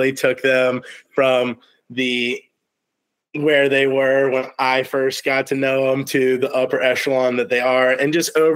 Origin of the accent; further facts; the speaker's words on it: Virginia, United States; I'm from Virginia, from the 757